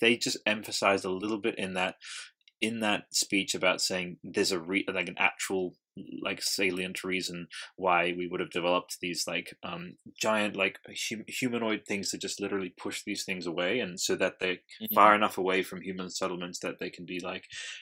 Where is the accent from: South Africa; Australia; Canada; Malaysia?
Australia; I'm Australian and I don't even fucking speak like